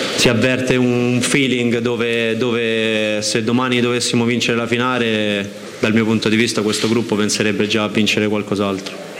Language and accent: Italian; Rome, Lazio, Italy; sono nato a Roma